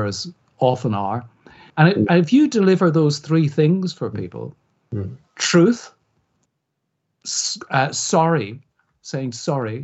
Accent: Belfast, Northern Ireland, United Kingdom; now in England, United Kingdom; I grew up on the Falls Road in Belfast, went to school on the Falls Road in Belfast

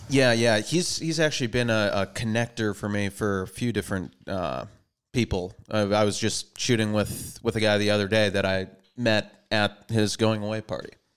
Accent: Minnesota, United States; moved away as an adult; also born or lived in Boston; now in Los Angeles, United States; from Minnesota, born and raised there, and went to college out in Boston, East Coast

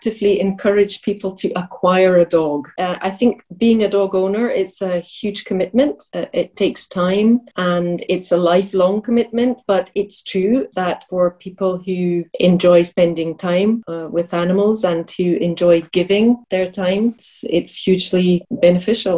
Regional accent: Glasgow, Scotland, United Kingdom; moved away as an adult; also born or lived in France; now in Prague, Czech Republic; I'm from Glasgow.

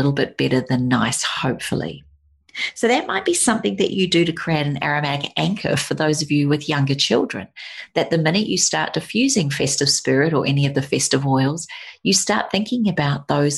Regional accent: New Zealand; moved away; Growing up in New Zealand

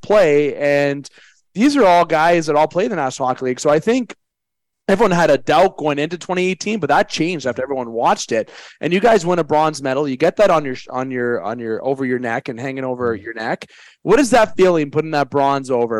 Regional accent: Canada; I'm a Canadian

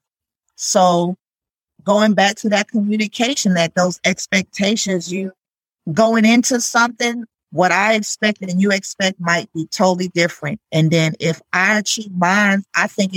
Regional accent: New York, United States; I'm from New York

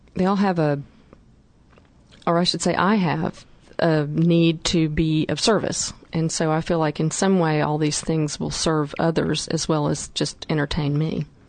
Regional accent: North Carolina, United States; my background and growing up in North Carolina

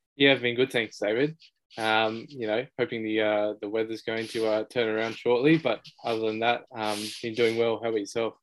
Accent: Blacktown, New South Wales, Australia; born in, uh, in Australia, grew up around um, Western Sydney, so in Blacktown

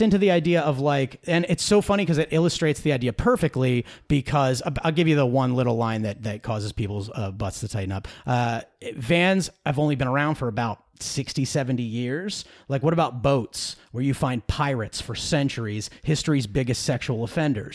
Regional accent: Philadelphia, Pennsylvania, United States; moved away as an adult; now in Los Angeles, United States; I grew up in the Philly area

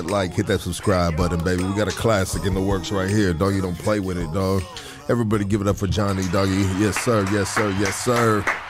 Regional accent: California, United States; Bro, I'm from Cali, homie.

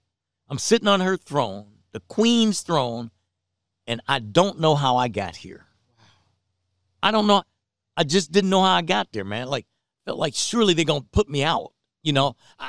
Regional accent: Detroit, Michigan, United States; You know, and from my hometown, Detroit.

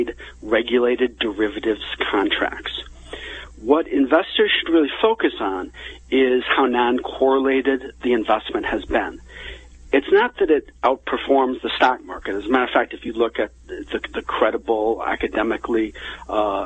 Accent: Chicago, Illinois, United States; growing up in the Chicago area, my friends in high school

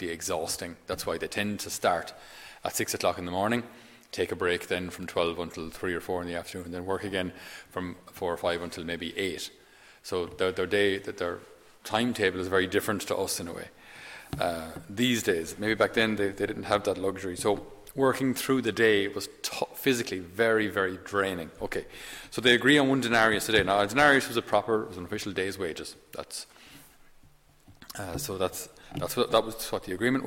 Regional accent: Tipperary, Ireland; I'm from Tipperary, County Tipperary

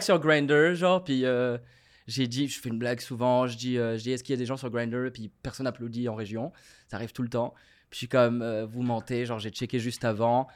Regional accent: Morocco; moved away as an adult; now in Montreal, Canada; je viens du Maroc, j'ai grandi au Maroc

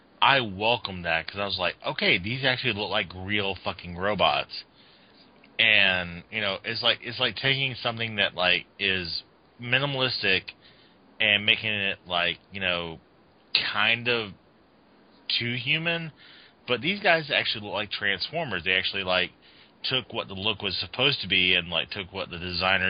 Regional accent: the South, United States; I'll tell you one thing. I grew up in the South, and we didn't transform like that.

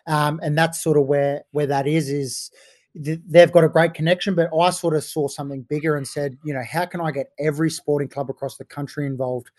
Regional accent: Gold Coast, Queensland, Australia; now in Sydney, Australia; I grew up on the Gold Coast and played my junior footy up there with the Titans

